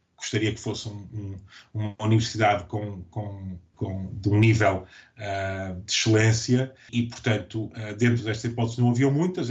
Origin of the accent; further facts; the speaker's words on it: Portugal; moved away as an adult; also born or lived in Latvia / Switzerland / Guinea-Bissau; now in Edinburgh, United Kingdom; nós portugueses